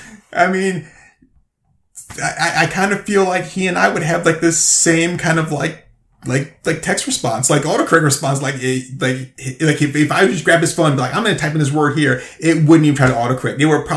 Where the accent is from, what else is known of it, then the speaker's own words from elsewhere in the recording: the South, United States; I mean, you know, growing up in the South